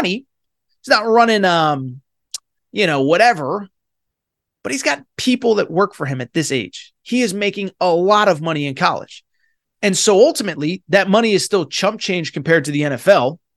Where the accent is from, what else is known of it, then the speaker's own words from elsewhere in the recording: Connecticut, United States; now in Los Angeles, United States; I currently do live in LA. I'm originally from Connecticut.